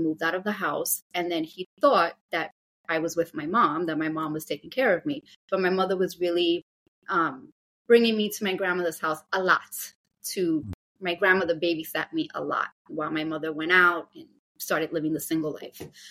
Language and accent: English; New York City, New York, United States; born and raised in Brooklyn, New York